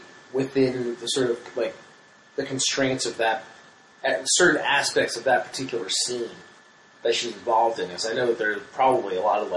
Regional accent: New Jersey, United States; moved away; when I grew up in South Jersey, outside Philly

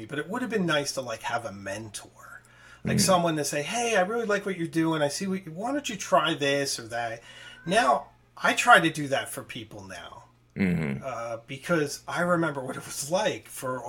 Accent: Philadelphia, Pennsylvania, United States; I'm from Philadelphia.

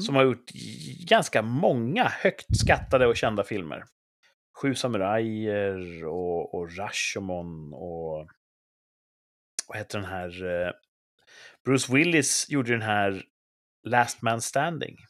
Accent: Sweden; jag är svensk

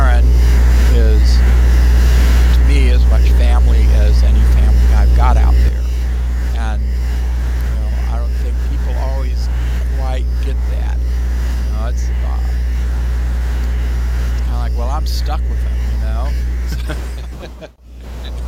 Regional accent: United States; we're Americans, and I love being an American. I'm proud to be an American

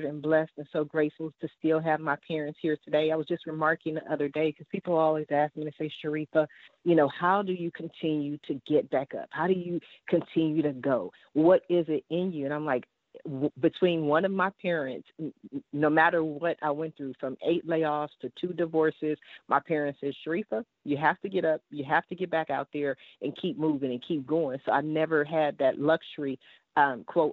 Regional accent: Columbus, Ohio, United States; also born or lived in Washington, D.C.; now in California, United States; I was born in Washington, D.C., and I left there when I was two, and then I moved to Columbus, Ohio. So I've been in California since 85, but just my heart, just growing up, you know, I'm still that Columbus girl

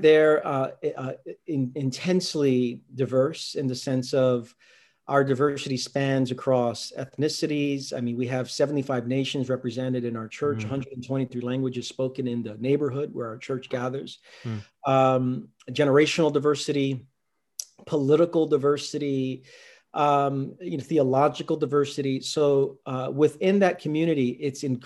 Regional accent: New York City, New York, United States; also born or lived in Queens; I'm from Brooklyn, lived close to Shea Stadium

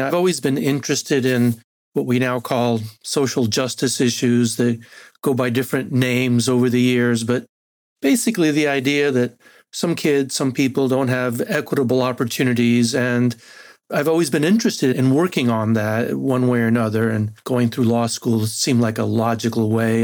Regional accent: Argentina; first language Spanish; English is a second language; moved away; also born or lived in San Antonio, Texas; I'm originally from Argentina, so Spanish is actually my first language

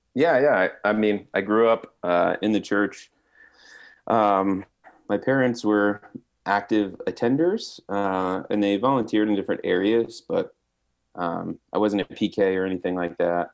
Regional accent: New Jersey, United States; growing up in Jersey for all of its knocks and disrespect people show to it is pretty diverse place

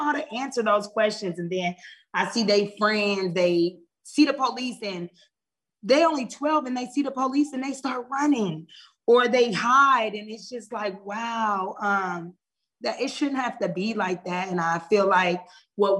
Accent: Omaha, Nebraska, United States; moved away as an adult; now in Georgia, United States; I'm originally from Omaha, Nebraska. I've been in Georgia for 2 years

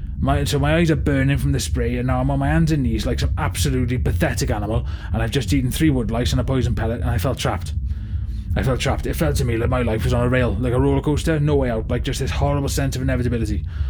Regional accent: Swansea, Wales, United Kingdom; I was from Swansea originally, but I came east for the raves.

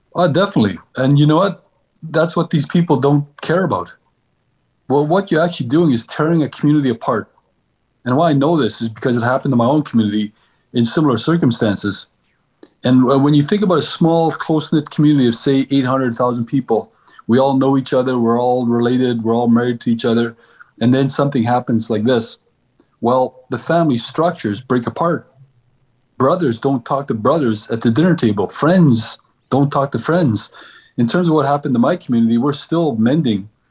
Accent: Kitimat, British Columbia, Canada; I'm an Aboriginal from Kitimat Village

